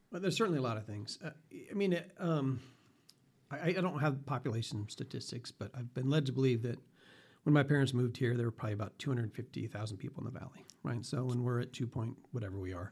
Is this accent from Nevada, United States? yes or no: yes; Las Vegas, Nevada, United States; also born or lived in Boulder City; when I went to college back east and said I was from Las Vegas